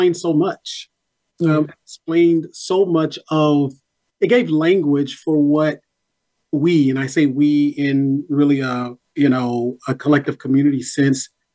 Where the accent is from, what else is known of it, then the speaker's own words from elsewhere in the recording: Nashville, Tennessee, United States; my own life growing up in North Nashville